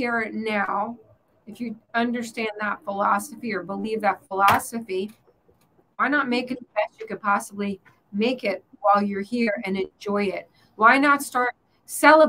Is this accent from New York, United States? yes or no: no; Pennsylvania, United States; now in Florida, United States; I grew up in Pennsylvania where you are